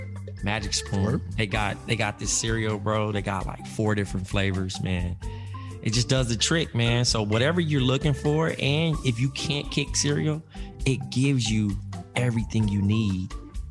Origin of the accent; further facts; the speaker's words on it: New York, United States; I'm from New York.